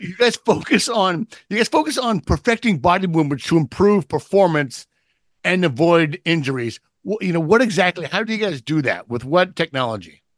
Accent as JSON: {"language": "English", "town": "San Diego", "region": "California", "country": "United States", "tie": "born or raised there", "said": "this is my hometown, this is my hometown team"}